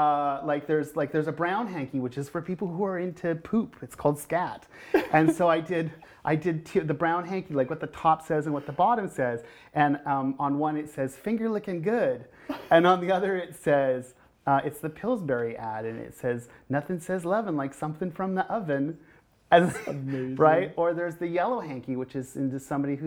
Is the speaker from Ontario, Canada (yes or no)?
yes; North Bay, Ontario, Canada; moved away; first time here in North Bay in my hometown